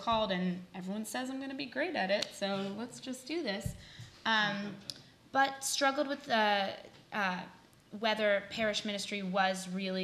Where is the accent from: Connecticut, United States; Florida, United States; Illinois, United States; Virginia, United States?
Connecticut, United States; moved away as an adult; also born or lived in New Orleans; originally from Connecticut, but directly from New Orleans, where I was doing my undergraduate